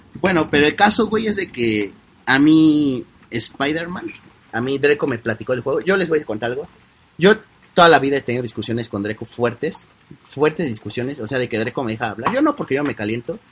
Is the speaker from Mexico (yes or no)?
yes; Mexico; Los mexicanos queremos hablar como los españoles